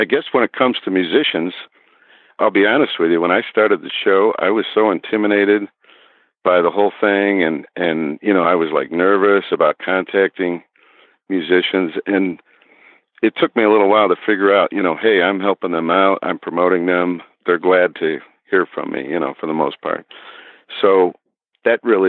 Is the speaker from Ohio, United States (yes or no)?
yes; Parma, Ohio, United States; I was born probably a mile or so from where I'm sitting right now, Parma, Ohio, and that's a suburb of Cleveland